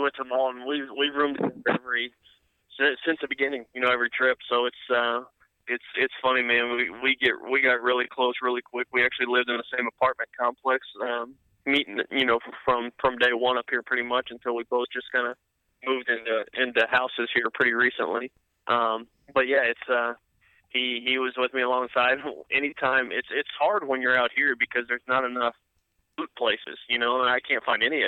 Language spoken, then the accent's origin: English; Houston, Texas, United States; moved away; I grew up a Houston Astros fan, being from Houston